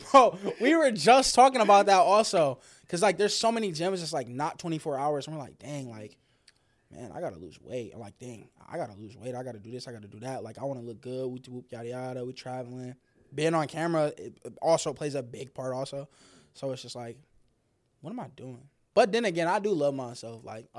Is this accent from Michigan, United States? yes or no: yes; Detroit, Michigan, United States; I'm from Detroit, Michigan.